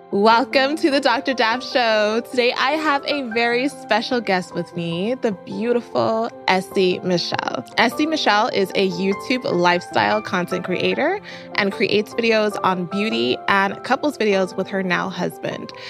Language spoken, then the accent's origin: English; Ghana; we're both from Ghana.